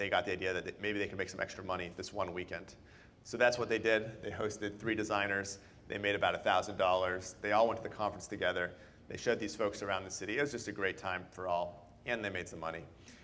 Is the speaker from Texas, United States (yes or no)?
no; Boston, Massachusetts, United States; moved away as an adult; now in San Francisco, United States; I'm originally from Boston, and I moved out here to work